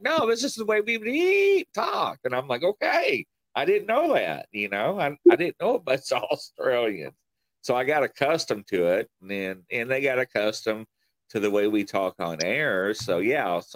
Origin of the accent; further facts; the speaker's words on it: Kentucky, United States; accent: country; where are you from? And I'm like, Kentucky